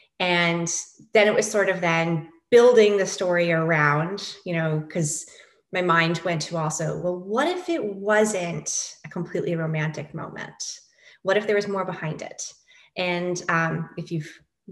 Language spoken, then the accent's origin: English; New York, United States; moved away; I am a New Yorker